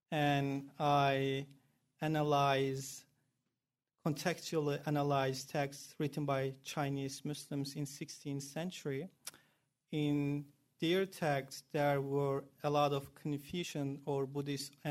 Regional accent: Turkey; moved away as an adult; also born or lived in China; now in Iowa, United States; I'm from originally Turkey. Turkey. So I grew mm-hmm. up there. I completed my BA there

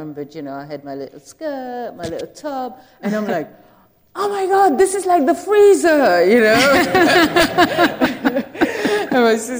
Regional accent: South Sudan; We came from South Sudan. We went through a civil war.

